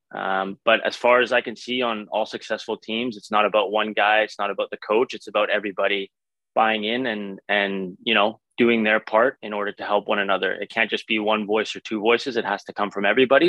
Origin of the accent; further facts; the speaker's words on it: Vancouver, British Columbia, Canada; growing up in Vancouver